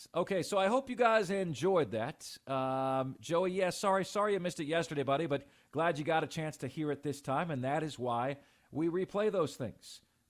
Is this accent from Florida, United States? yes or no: yes; Tampa, Florida, United States; now in Carolinas, United States; I grew up in and around the Tampa area, grew up a Buccaneers fan